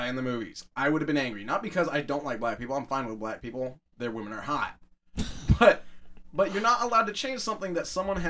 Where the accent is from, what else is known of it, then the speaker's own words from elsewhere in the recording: United States; I'm American.